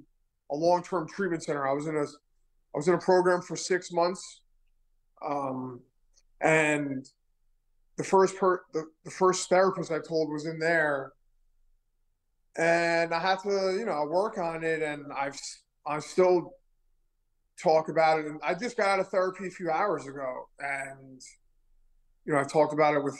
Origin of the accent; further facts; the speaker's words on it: New York City, New York, United States; also born or lived in Manhattan; I was born in Manhattan. I was raised in Queens